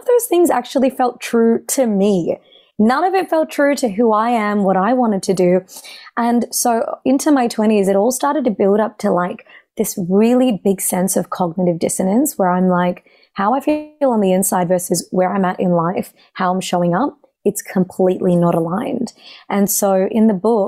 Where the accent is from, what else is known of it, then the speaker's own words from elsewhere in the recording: Australia; I'm, you know, a daughter of South Asian immigrants, and so growing up in Australia